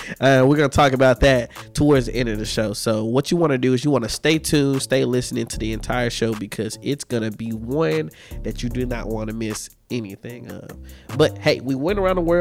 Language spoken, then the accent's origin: English; Memphis, Tennessee, United States; I'm from Memphis, Tennessee